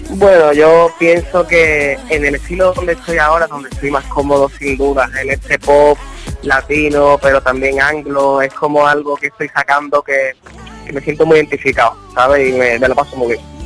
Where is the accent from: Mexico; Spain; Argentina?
Spain; Andalusia; moved away; mi tierra Andalucía